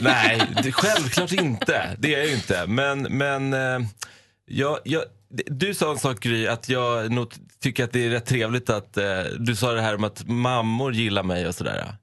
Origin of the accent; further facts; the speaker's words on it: Iran; now in Sweden; jag är från Persien, att jag jobbar med media